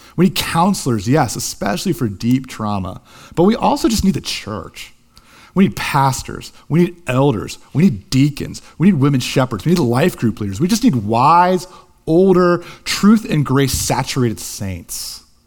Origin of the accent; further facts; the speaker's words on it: Columbus, Ohio, United States; Columbus, Ohio, my hometown